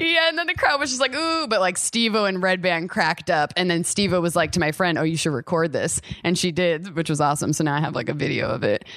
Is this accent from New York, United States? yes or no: yes; New York, United States; we're both from New York